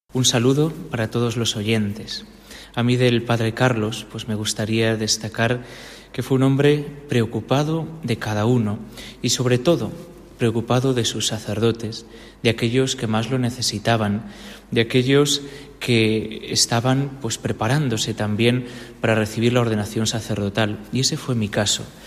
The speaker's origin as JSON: {"language": "Spanish", "town": "Villafrechós", "region": "Castile and León", "country": "Spain", "tie": "born or raised there", "said": "mi pueblo en Villafrechós"}